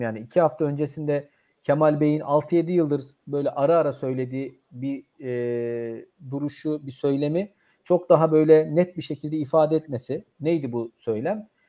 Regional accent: Turkey; ben bir Türk olarak

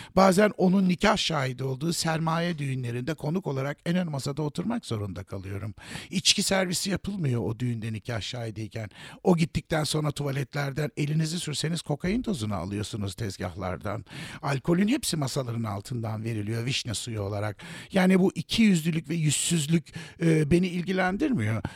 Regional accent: Turkey; benim ülkemin

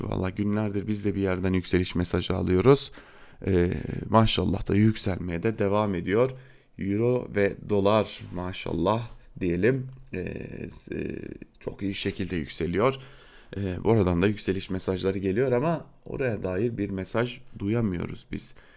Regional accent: Diyarbakır, Diyarbakır Province, Turkey; ben de Diyarbakırlı bir Kürt olarak

